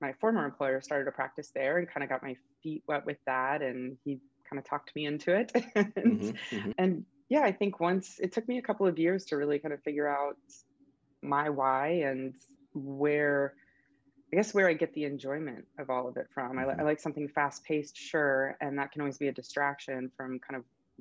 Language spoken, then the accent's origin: English; Florida, United States; I grew up in Florida